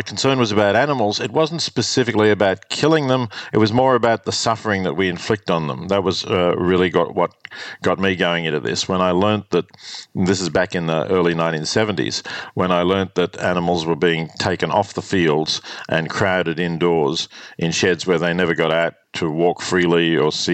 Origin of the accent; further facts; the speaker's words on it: Australia; also born or lived in Melbourne / Oxford; growing up in Australia in the 50s